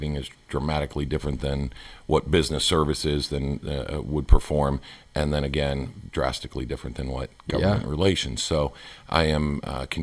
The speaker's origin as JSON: {"language": "English", "region": "Southern California", "country": "United States", "tie": "born or raised there", "also_born_or_lived": "Kentucky", "moved": "yes", "said": "I was born and raised in Southern California"}